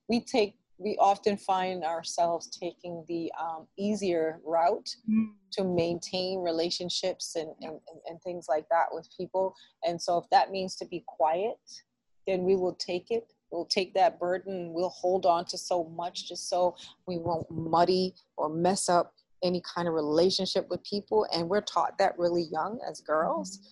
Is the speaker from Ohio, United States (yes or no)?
no; New York City, New York, United States; I grew up in the Boogie Down where rap started